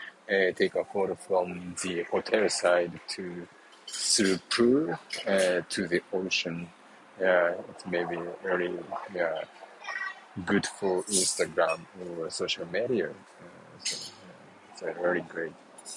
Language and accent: English; Mexico; I'm from Mexico, here in Los Cabos.